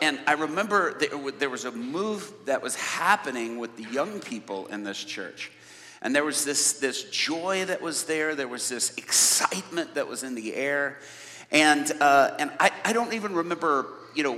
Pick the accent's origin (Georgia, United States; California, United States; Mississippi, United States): Georgia, United States; Atlanta; accent: American inner city; I grew up in Atlanta, so I grew up around a bunch of little old ladies like